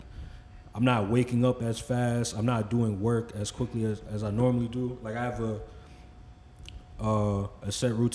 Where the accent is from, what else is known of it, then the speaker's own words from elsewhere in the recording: Franklin, United States; I'm from Franklin